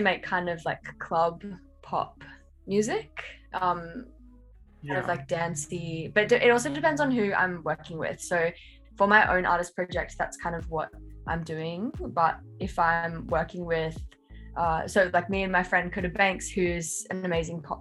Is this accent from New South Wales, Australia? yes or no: yes; Central Coast, New South Wales, Australia; moved away as an adult; now in Sydney, Australia; I'm from the Central Coast, which is like a little bit out of Sydney, like more regional, but I've lived in Sydney for the last year and a bit